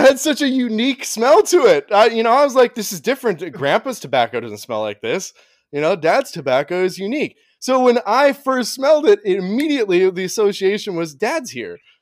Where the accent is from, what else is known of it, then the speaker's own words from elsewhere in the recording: Oregon, United States; we grew up in Oregon.